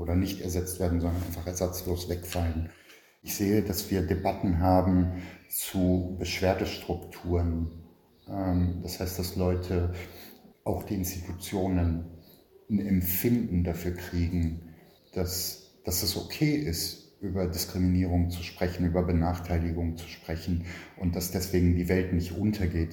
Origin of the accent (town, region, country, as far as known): Berlin, Germany; born or raised there